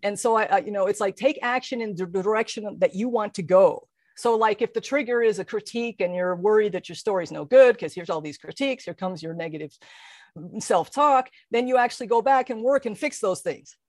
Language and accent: English; Colorado, United States; moved away; my hometown in Colorado